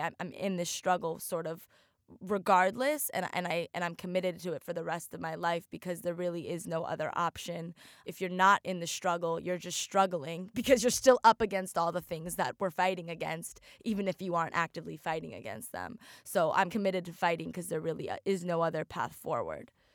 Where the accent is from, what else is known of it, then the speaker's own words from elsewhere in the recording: Oregon, United States; now in Miami, United States; I grew up in Oregon, a very, very white place